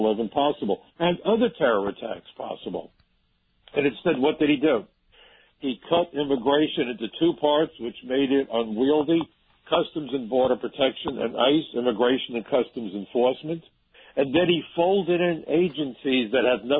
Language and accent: English; New York City, New York, United States; I'm a New Yorker